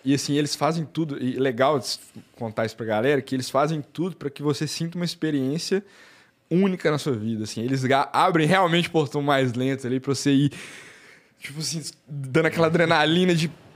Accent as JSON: {"language": "Portuguese", "town": "Belo Horizonte", "region": "Minas Gerais", "country": "Brazil", "tie": "born or raised there", "said": "Eu, eu sou de, de BH, então eu ficava jogando bola na rua"}